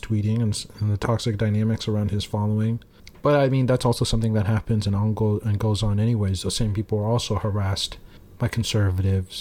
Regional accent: Oklahoma, United States; I'm from Oklahoma

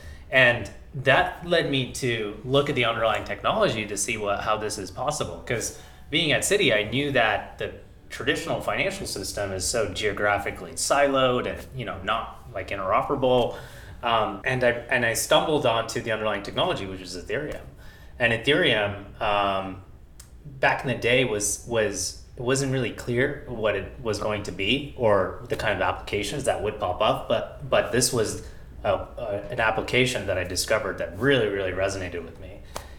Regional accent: India; now in United States; So I'm an immigrant from India. I moved to the US with my family in 1999.

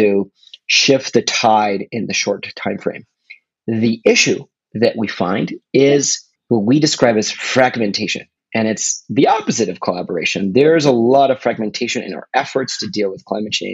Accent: Argentina; moved away; also born or lived in California; I'm originally from Argentina, but I studied in California

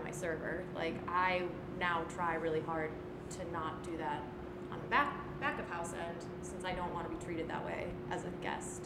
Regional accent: Midwest, United States; I'm like born and bred Midwestern

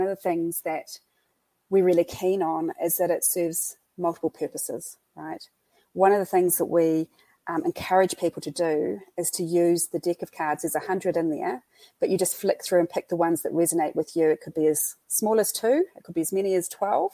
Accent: Christchurch, Canterbury, New Zealand; accent: New Zealand; So just over 10 years ago, that's my hometown.

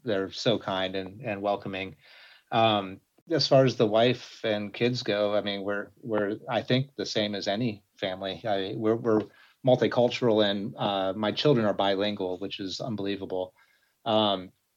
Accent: Dallas, Texas, United States; moved away as an adult; now in Japan; I grew up in Dallas, Texas

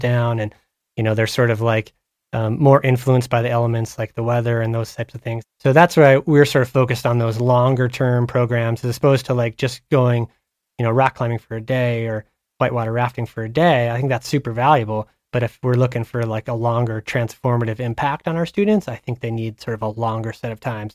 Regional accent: Havre, Montana, United States; I grew up in Haver, Montana, up on the High Line

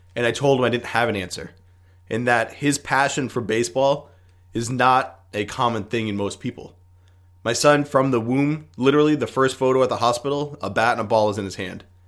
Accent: United States

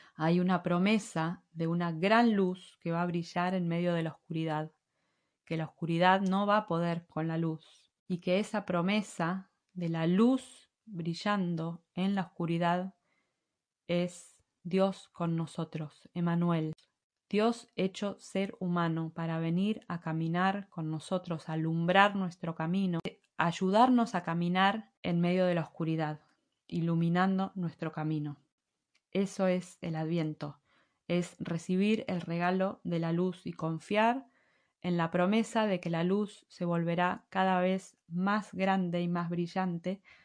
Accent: Argentina; moved away as an adult; also born or lived in Madrid, Spain; now in Spain; si alguna vez volvemos a Argentina a vivir

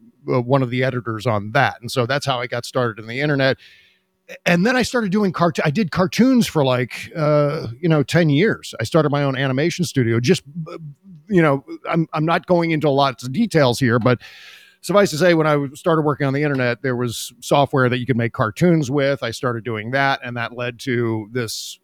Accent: Washington, District of Columbia, United States; I was born and raised around Washington, D.C.

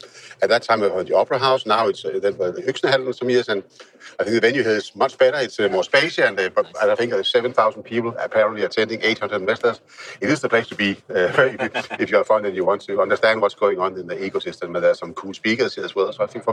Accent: Denmark; we are both the founders are from Denmark

